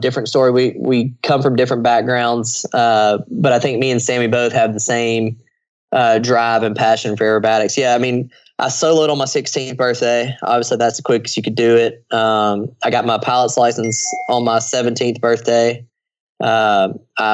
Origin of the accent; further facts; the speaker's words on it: United States; I'm an American